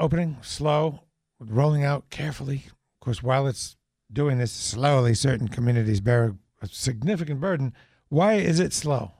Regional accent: New Hampshire, United States; I'm from New Hampshire.

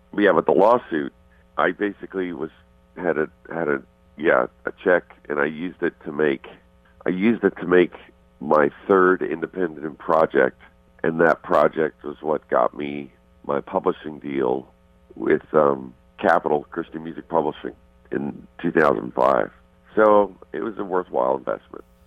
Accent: Canada; moved away; also born or lived in Arizona; I'm Canadian.

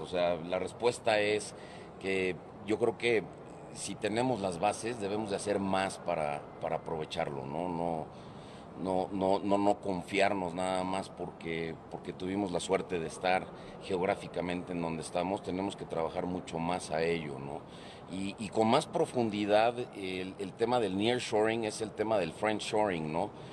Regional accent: Mexico; los mexicanos

